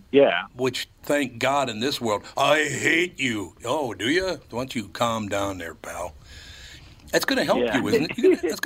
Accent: Minneapolis, Minnesota, United States; I grew up in Minneapolis.

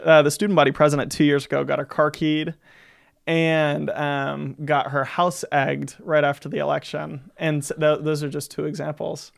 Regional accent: Gulf Breeze, Florida, United States; I grew up in Gulf Breeze, Florida

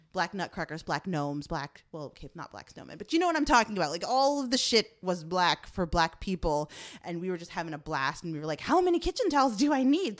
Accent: Chicago, Illinois, United States; moved away; I'm from Chicago

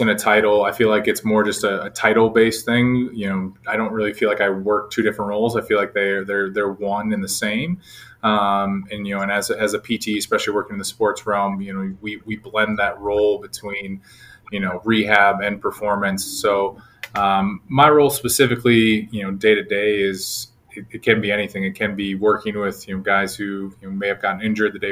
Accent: Minnesota, United States; moved away as an adult; now in Dallas, United States; I grew up back in Minnesota

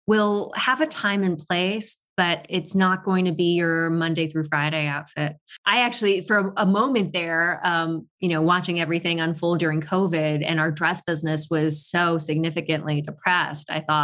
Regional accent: Tokyo, Japan; moved away; also born or lived in Paris, France / New York, United States; I was not born in Tokyo, but raised in Tokyo.

